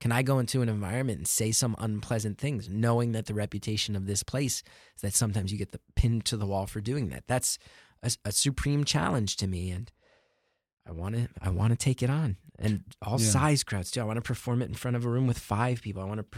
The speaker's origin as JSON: {"language": "English", "town": "New York City", "region": "New York", "country": "United States", "said": "Being a New Yorker is very nice because I can do shows every single night."}